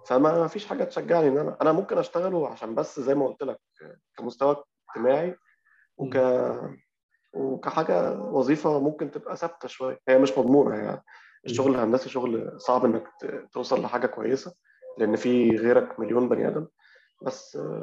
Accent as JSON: {"language": "Arabic", "country": "Egypt", "said": "إحنا عندنا معضلة أو مشكلة عندنا في كمصريين"}